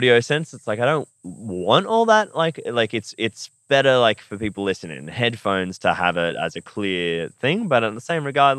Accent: Australia; I'm from Mulaney

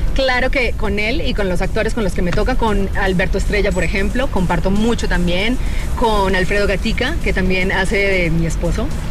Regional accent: Colombia; yo que soy buena colombiana

